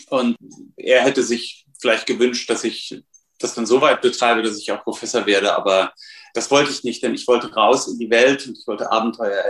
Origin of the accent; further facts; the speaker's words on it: Kassel, Hesse, Germany; born there; Mein, mein Vater, die Familie meines Vaters, in Kassel, wo ich geboren bin, Nordhessen, die waren seit Mitte des 19. Jahrhunderts dort Spediteure